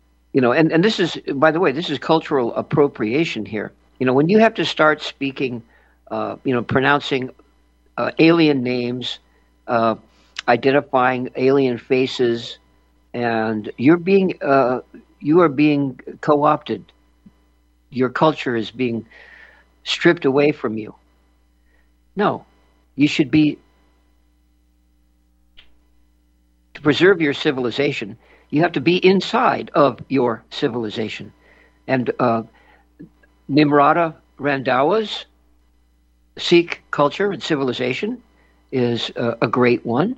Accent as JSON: {"language": "English", "town": "New York City", "region": "New York", "country": "United States", "tie": "born or raised there", "said": "the Flower Fifth Avenue Hospital, where I was born on Fifth Avenue"}